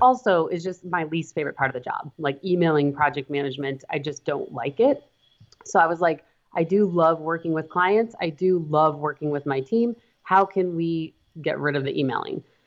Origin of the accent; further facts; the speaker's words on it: Montana, United States; now in Wisconsin, United States; I am from Montana